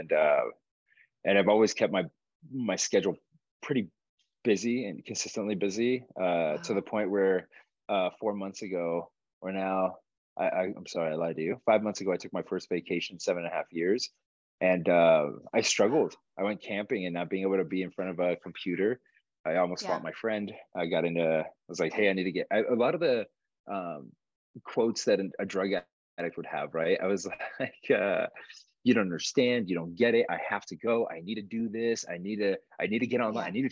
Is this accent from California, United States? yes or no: yes; Los Angeles, California, United States; also born or lived in Uruguay / Alhambra, California / South Pasadena, California / Rosemead, California; I was raised in South Central Los Angeles, the concrete jungle